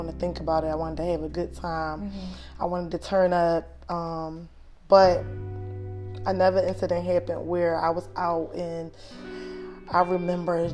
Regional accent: Philadelphia, Pennsylvania, United States; I grew up in Philadelphia, Southwest Philadelphia.

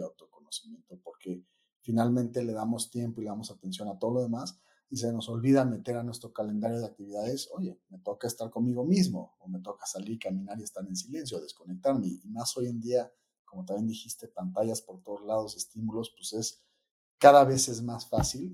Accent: Mexico; also born or lived in New York; así es como el mexicano le dice a la pizza

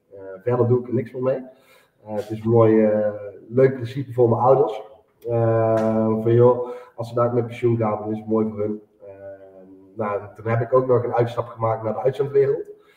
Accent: Eindhoven region, North Brabant, Netherlands; Ik kom uit de regio Eindhoven

